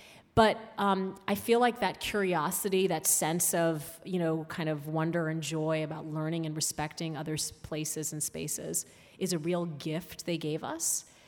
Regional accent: Saudi Arabia; one of the things I did love about growing up in Saudi Arabia was this notion, and we call it the Ummah, which is basically translates to the community, the ever-present community.

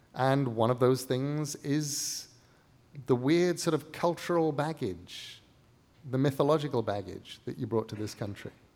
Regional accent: England, United Kingdom; moved away as an adult; also born or lived in Midwest, United States; now in United States; as an English person coming to America

